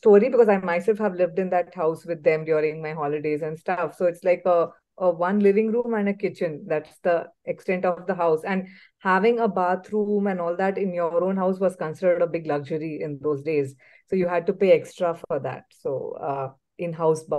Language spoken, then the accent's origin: English; Mumbai, Maharashtra, India; moved away as an adult; now in Bangalore, India; I was born and brought up in Mumbai, and I am a fourth generation Mumbaikar.